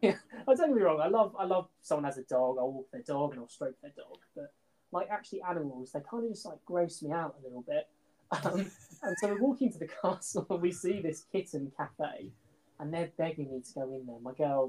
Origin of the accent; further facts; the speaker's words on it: England, United Kingdom; We're two friends from the Midlands who are absolutely diehard Survivor fans.